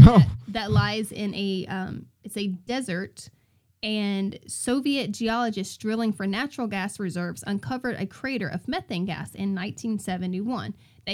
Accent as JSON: {"language": "English", "town": "Milledgeville", "region": "Georgia", "country": "United States", "said": "I am from Milledgeville, Georgia"}